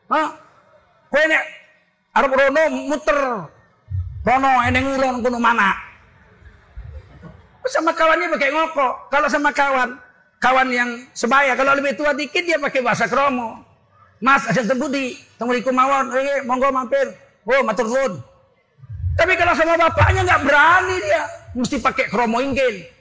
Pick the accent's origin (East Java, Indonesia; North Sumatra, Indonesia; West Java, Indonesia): North Sumatra, Indonesia; Medan; Aku pulang ke, Medan. Ku cium kaki bapak ibuku. Yang tidak pernah kulakukan seumur hidup. Karena saya orang Melayu.